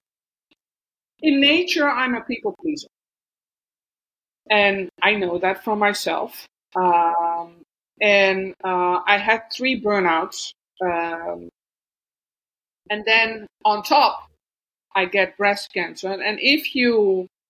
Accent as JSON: {"language": "English", "country": "Netherlands", "tie": "born or raised there", "second_language": "English", "moved": "as an adult", "said": "I was born in the Netherlands, in the middle of the Netherlands. And but I left my country like 2 years ago in 2021."}